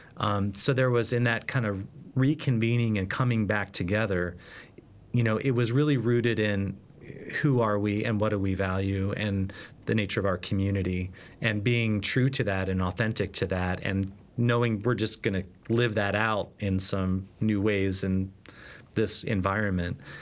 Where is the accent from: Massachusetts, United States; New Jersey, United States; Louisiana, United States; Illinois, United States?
Massachusetts, United States; Boston; now in Philadelphia, United States; I'm a Bostonian, at least at heart, living in Philadelphia